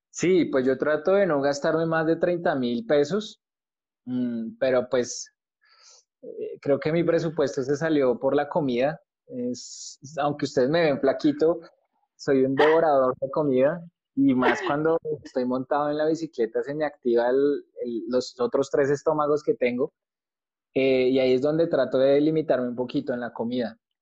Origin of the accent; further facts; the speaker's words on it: Colombia; como colombiano